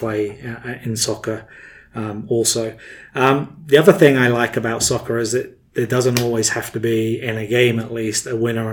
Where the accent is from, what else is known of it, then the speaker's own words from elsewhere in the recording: England, United Kingdom; moved away as an adult; now in United States; as a young person growing up in England